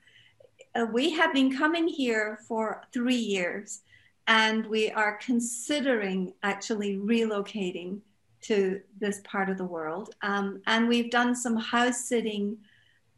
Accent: Scotland, United Kingdom; moved away; also born or lived in Japan / Saudi Arabia; I'm from Scotland. My husband's American

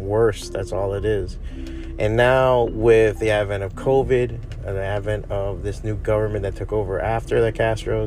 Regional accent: Hialeah, Florida, United States; I'm fucking from Hialeah

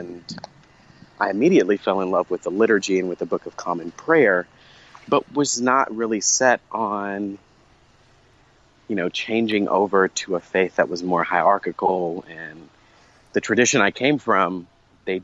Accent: Fort Worth, Texas, United States; I grew up in Fort Worth, Texas

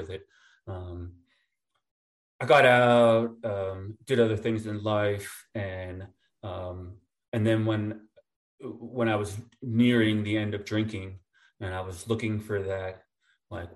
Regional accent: New Jersey, United States; moved away; also born or lived in upstate New York; I lived in Jersey growing up in North Jersey

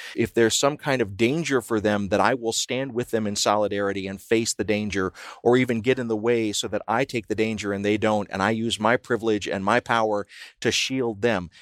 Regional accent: the South, United States; my own community growing up in the South

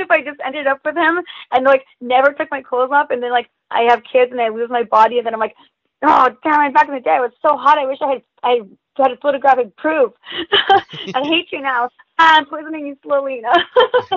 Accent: Hollister, California, United States; also born or lived in Gilroy / San Jose / San Francisco; now in Los Angeles, United States; I'm from California. I've lived in California my whole life, and I went to a really really small high school called Hollister High School

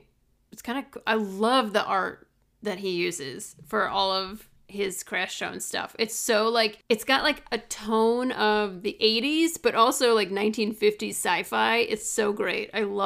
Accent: Midwest, United States; accent: Midwestern; When I lived in LA, people thought I was from Canada because I have the Midwestern.

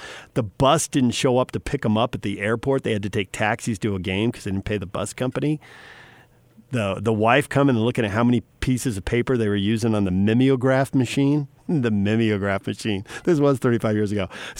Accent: San Diego, California, United States; So I grew up in San Diego, and the Clippers moved from Buffalo when I was in junior high or high school, I think, eighth grade, maybe ninth, somewhere in there.

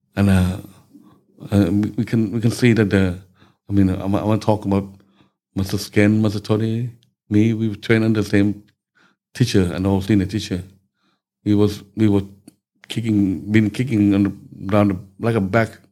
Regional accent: Bangkok, Thailand; I was born in Bangkok, mm. uh, 13th of June 1954. Okay, so uh, just local boy in Bangkok, growing up from back street

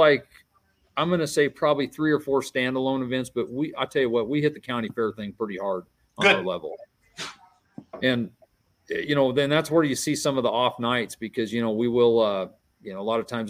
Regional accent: Bridgeport, Nebraska, United States; we're doing our poll here in Bridgeport during our town celebration, our Camp Clark days

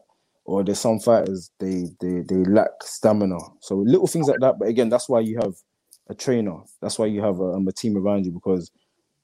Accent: London, United Kingdom; where I grew up in East London

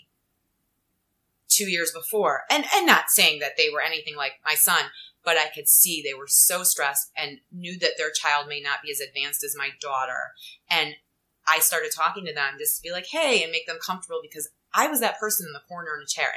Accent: Cleveland, Ohio, United States; moved away as an adult; also born or lived in Cincinnati, Ohio; now in New York City, United States; I'm originally from Cleveland, Ohio. Went to college, University of Cincinnati in Ohio. I'm like a Midwest girl, moved to New York City.

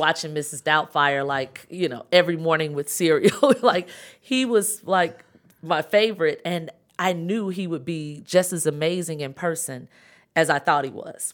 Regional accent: Chicago, Illinois, United States; moved away as an adult; also born or lived in Atlanta; I'm from Chicago, South Side

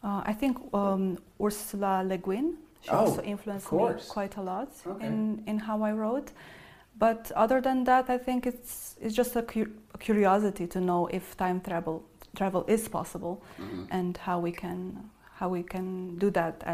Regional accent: Satu Mare, Satu Mare County, Romania; English is a second language; also born or lived in Cluj-Napoca, Romania / Berlin, Germany; now in Zurich, Switzerland; I grew up in Satu Mare in Romania.

